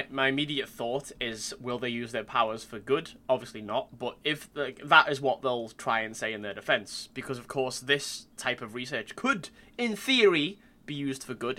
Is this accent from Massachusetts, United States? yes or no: no; Long Island, New York, United States; I'm an artist from Long Island